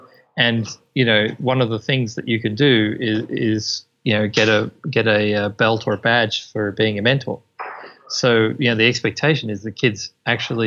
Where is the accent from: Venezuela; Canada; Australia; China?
Australia; now in Cork, Ireland; As an Aussie